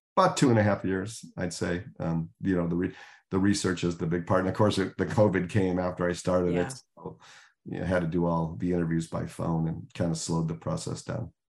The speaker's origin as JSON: {"language": "English", "town": "Chicago", "region": "Illinois", "country": "United States", "tie": "born or raised there", "said": "I grew up in Chicago"}